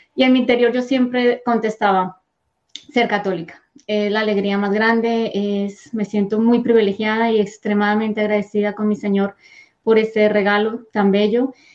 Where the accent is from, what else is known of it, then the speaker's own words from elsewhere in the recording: Bogotá, Colombia; moved away; yo soy de Colombia, nací en Colombia, en Bogotá.